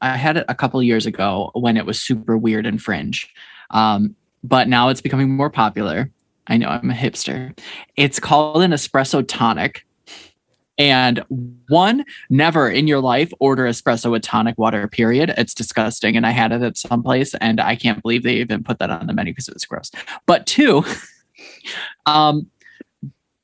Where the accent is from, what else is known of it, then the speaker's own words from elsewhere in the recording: Rockford, United States; I'm from Rockford